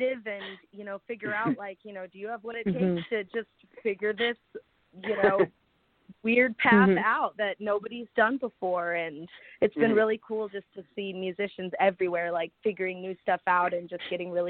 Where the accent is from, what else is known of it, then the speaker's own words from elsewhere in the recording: Smithville, Missouri, United States; I'm from Smithville, Missouri, which is right outside of Kansas City, Missouri. And I started singing when I was 5 at a talent show in Smithville